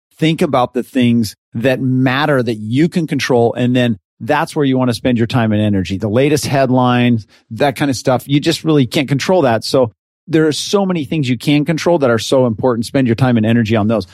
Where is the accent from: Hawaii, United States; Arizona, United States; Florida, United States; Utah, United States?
Utah, United States; Richfield; now in San Diego, United States; I was born and raised in Richfield, Utah, and small town